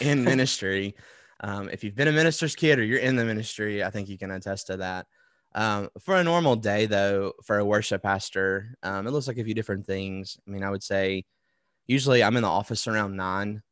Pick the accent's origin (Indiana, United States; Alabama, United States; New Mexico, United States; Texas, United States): Alabama, United States; Wetumpka; I'm from Wetumpka, Alabama, which is outside of Montgomery, and my parents still live there